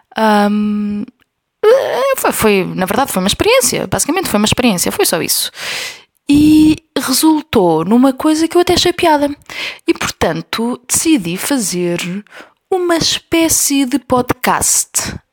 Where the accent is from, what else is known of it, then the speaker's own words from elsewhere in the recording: Covilhã, Centro, Portugal; now in Lisbon, Portugal; a Covilhã, que é a minha terra